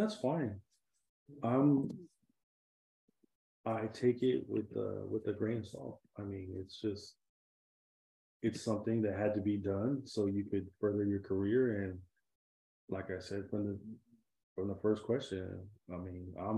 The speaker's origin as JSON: {"language": "English", "region": "California", "country": "United States", "also_born_or_lived": "San Diego", "moved": "as an adult", "lives_now": "South Texas, United States", "said": "I'm from California"}